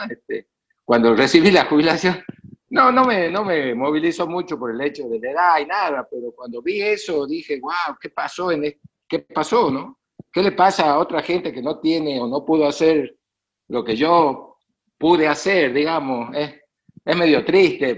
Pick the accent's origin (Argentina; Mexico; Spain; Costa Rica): Argentina; northern Argentina; el lugar de donde yo vengo, el NOA y el NEA es pobre